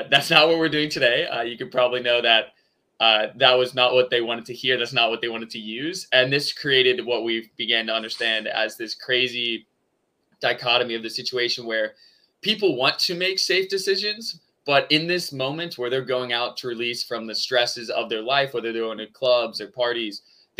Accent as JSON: {"language": "English", "town": "Austin", "region": "Texas", "country": "United States", "tie": "born or raised there", "said": "I'm originally born and raised in Austin, Texas"}